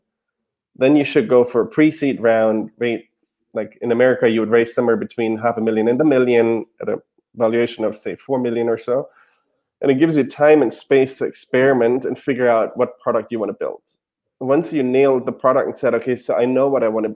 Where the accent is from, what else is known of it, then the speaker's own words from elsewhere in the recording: Germany; English is a second language; moved away as an adult; now in United States; So I'm from Germany originally. I moved to the US in 2011 to go to business school